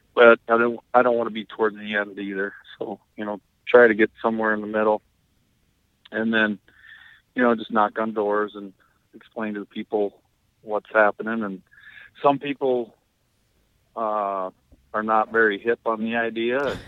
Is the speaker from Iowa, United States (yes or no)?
yes; Bancroft, Iowa, United States; my hometown of Bancroft